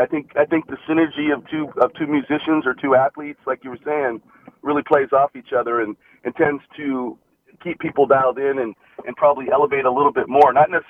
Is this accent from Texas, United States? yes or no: no; Seattle, Washington, United States; I was up in Seattle, Lake Washington High School up there.